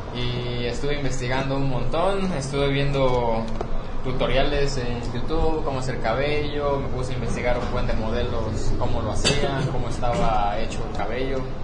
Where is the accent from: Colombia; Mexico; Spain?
Mexico; Morelos; moved away as an adult; now in Guadalajara, Mexico; he vivido toda mis 21 años en Morelos.